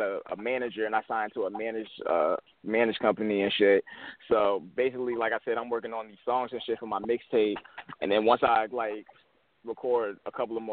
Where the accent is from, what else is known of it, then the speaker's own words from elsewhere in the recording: Henrico, Virginia, United States; I grew up out in Henrico. I went to Hermitage